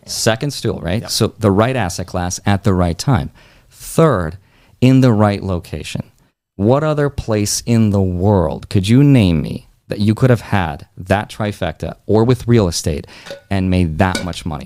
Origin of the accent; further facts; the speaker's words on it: Russia; moved away; I was born in Russia, like mm-hmm. in a mm-hmm. broke country. Right? Had I been born like one door to the right, I would have never even been able to leave that country